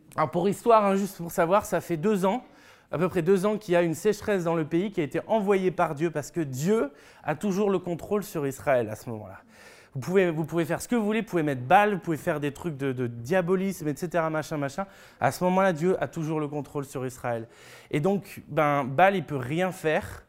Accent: France; en tant que Français

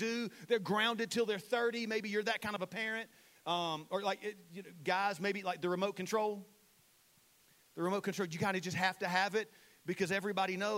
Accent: Saluda, United States; I'm from Saluda

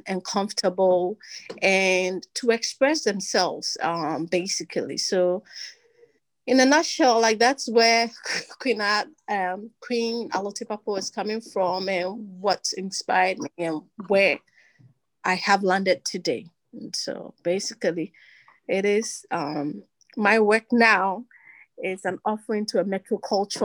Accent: Accra, Greater Accra, Ghana; moved away as an adult; now in Massachusetts, United States; I grew up, like I said, in Accra, Ghana. I'm an Accra girl

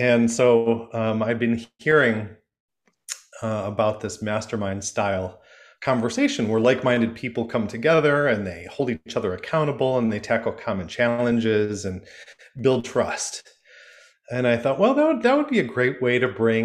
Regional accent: Michigan, United States; I'm from Michigan, and I grew up going to Frankenmuth

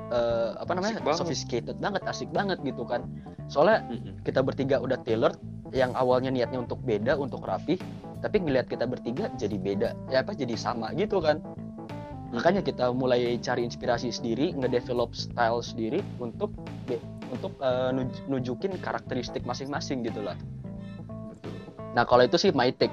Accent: West Java, Indonesia; gue orang Sunda kan jadi ada tradisional baju Sunda gitu

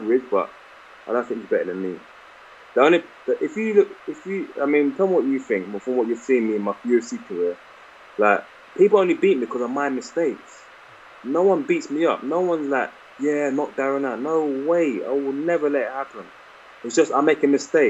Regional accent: London, United Kingdom; my hometown

